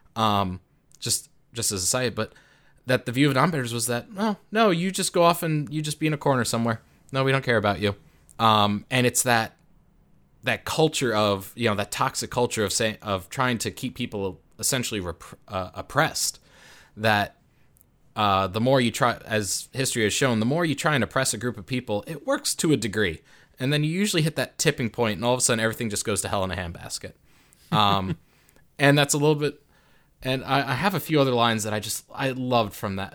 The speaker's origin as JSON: {"language": "English", "country": "United States", "said": "I'm from America"}